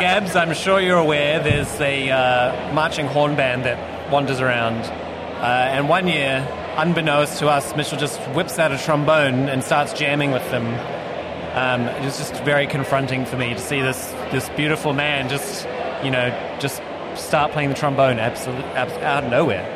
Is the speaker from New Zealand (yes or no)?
yes; New Zealand; also born or lived in United States; now in Australia; I'm from New Zealand